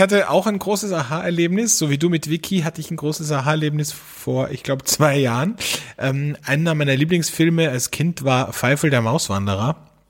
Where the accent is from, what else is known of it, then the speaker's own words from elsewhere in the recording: Austria; bei uns in Österreich